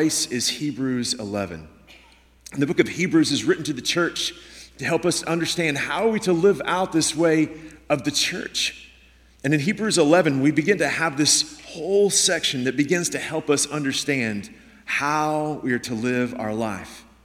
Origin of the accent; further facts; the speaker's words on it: Houston, Texas, United States; moved away as an adult; now in Washington State, United States; I grew up in Houston